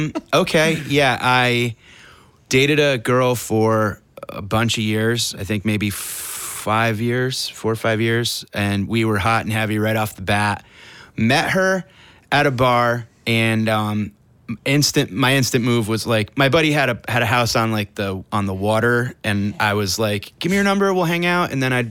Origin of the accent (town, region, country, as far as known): Connecticut, United States